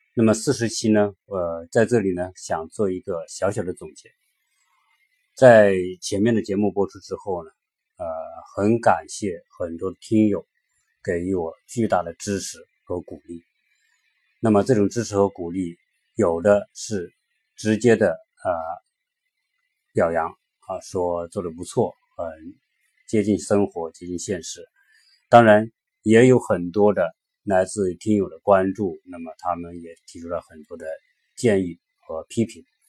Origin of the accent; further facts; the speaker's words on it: China; 我们作为一个中国人